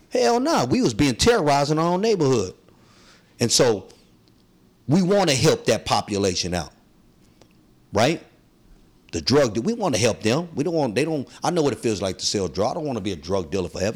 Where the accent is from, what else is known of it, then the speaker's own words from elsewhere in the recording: San Francisco, California, United States; I'm, I'm from Soma and I'm Filipino.